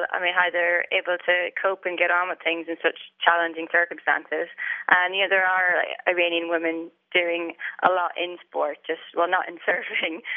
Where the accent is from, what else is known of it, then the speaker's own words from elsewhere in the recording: Ireland; I grew up in Ireland and I was pretty much born into the surfing way of life